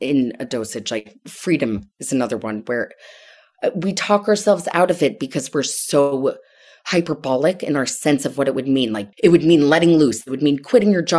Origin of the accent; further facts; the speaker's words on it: Connecticut, United States; I grew up in Connecticut